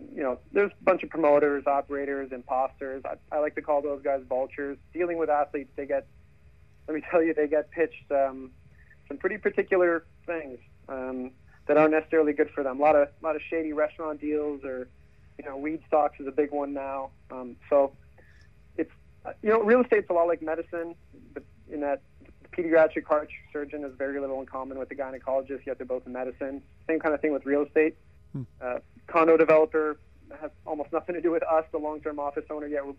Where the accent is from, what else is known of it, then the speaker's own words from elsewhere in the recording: Canada; Growing up in Canada